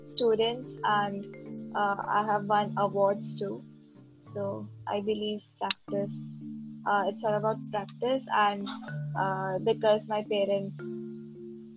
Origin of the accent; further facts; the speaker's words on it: India; I'm from India